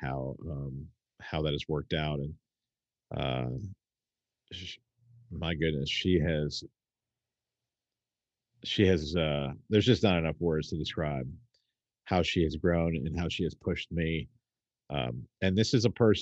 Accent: United States; as an American people

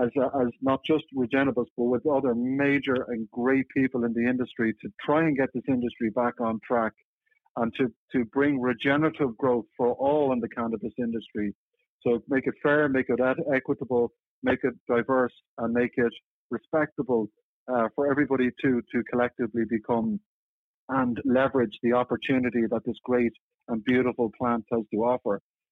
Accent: Dublin, Leinster, Ireland; moved away as an adult; now in San Francisco, United States; You know, I moved over from Dublin in Ireland a decade ago to work with a company called Sustainable Brands and based out of San Francisco.

